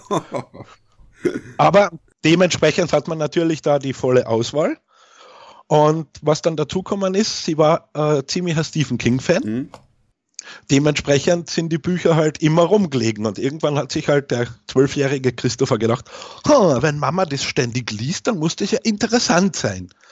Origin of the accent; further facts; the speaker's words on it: Carinthia, Austria; ich bin in Kärnten geboren worden, in Österreich. Deswegen auch der schöne Akzent